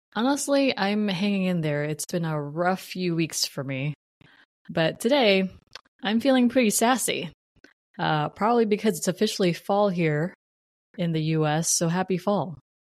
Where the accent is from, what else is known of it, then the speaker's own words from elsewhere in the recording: New Jersey, United States; moved away; I'm from New Jersey and I should probably be either uh, Giants or Jets fans